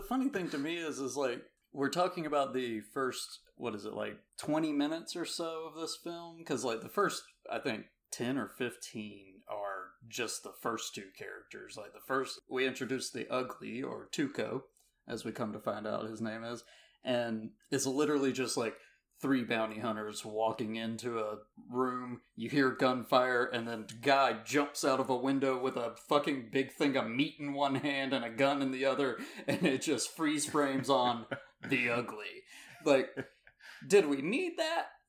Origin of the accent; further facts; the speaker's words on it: Georgia, United States; I'm from Georgia